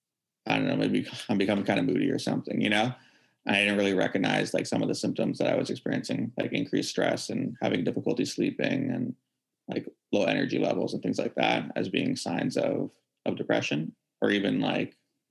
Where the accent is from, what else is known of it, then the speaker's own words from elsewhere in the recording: Vancouver, British Columbia, Canada; born and raised in Vancouver